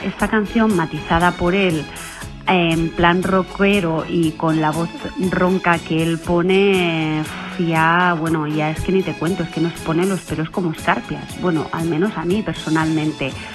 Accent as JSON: {"language": "Spanish", "town": "Sabadell", "region": "Catalonia", "country": "Spain", "said": "soy de Sabadell"}